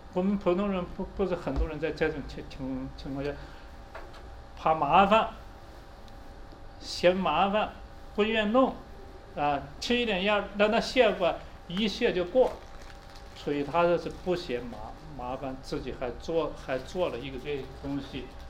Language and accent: Chinese; China; 我们中国人